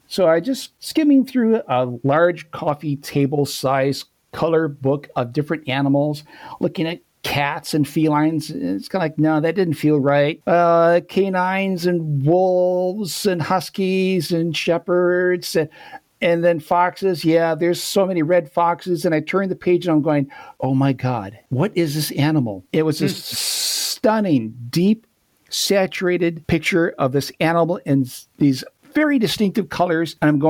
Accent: Rochester, New York, United States; moved away; Well, originally from upstate New York. A place called Rochester.

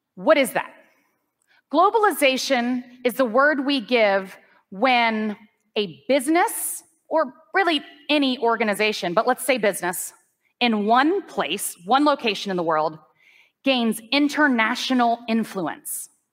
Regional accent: United States; I'm an American person.

